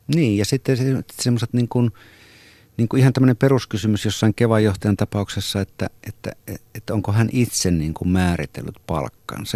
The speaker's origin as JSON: {"language": "Finnish", "town": "Rautalampi", "region": "North Savo", "country": "Finland", "said": "Rautalampi, josta itse olen Pohjois-Savosta niin kuin viettänyt aikaani niin lapsena"}